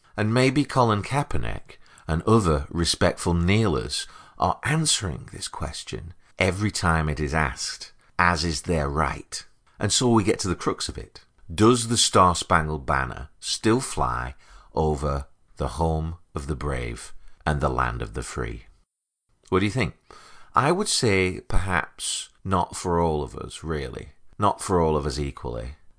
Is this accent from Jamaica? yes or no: no; United Kingdom; now in United States; I'm a British American, an immigrant by fate and choice. I've always felt very at home here.